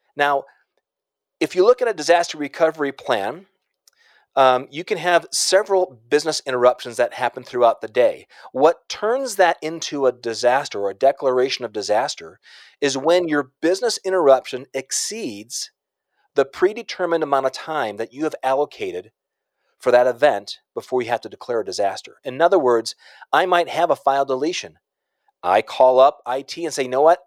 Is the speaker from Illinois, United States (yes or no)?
yes; Chicago, Illinois, United States; I'm from Chicago